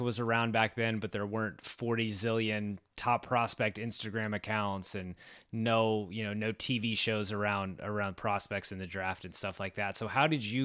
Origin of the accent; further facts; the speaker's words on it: Texas, United States; I grew up in Texas